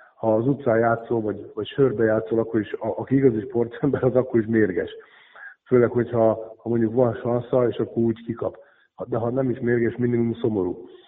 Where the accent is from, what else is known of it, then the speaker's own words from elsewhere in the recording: Székesfehérvár, Fejér, Hungary; moved away as an adult; now in Kecskemét, Hungary; Én, én Fehérváron születtem, ugye ott nőttem föl